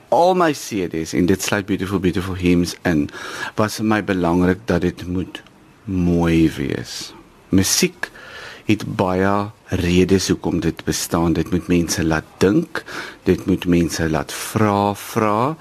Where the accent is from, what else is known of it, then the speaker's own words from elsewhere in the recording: Ladysmith, KwaZulu-Natal, South Africa; moved away; ek groot geword het in die Nederduits Gereformeerde Kerk toe ek 'n kind was en ek sal nooit vergeet ons het twee keer op 'n dag kerk toe gegaan in die oggend vir sonnaarskool en in die aand sodat my ma kon afskou met 'n nuwe hoed wat sy by die Oriental Plaza in Ladysmith gekoop